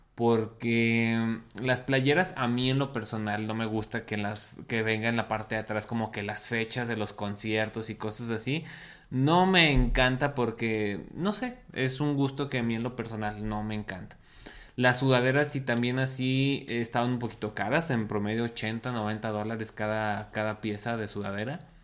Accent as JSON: {"language": "Spanish", "country": "Mexico", "lives_now": "Mexico City, Mexico", "said": "Como buen mexicano, dejamos todo hasta el último."}